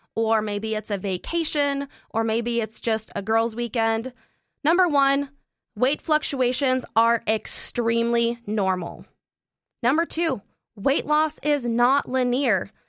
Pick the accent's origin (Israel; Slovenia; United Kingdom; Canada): Canada; I'm Canadian